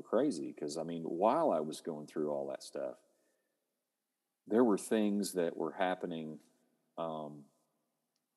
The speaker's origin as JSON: {"language": "English", "region": "Oklahoma", "country": "United States", "said": "I'm from Oklahoma"}